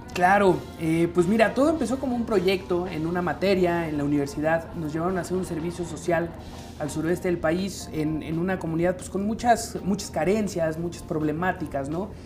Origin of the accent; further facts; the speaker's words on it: Mexico; un orgullo que tenemos como mexicanos